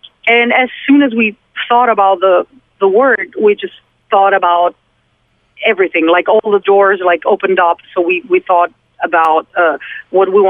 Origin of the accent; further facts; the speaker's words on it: Italy; English is a second language; We're coming from Italy. We can have a conversation in English, but obviously we're not mother tongue.